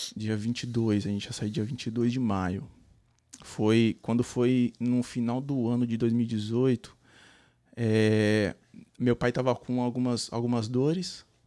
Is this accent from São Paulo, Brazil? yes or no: yes; São Paulo, Brazil; moved away as an adult; also born or lived in Recife, Pernambuco; now in Columbus, United States; Eu sou de São Paulo, capital.